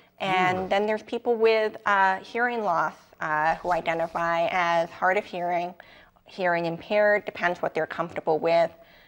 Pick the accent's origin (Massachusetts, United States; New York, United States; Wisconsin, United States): New York, United States; accent: New York; So I'm from New York. I optimistically think maybe I have a little bit of a New York accent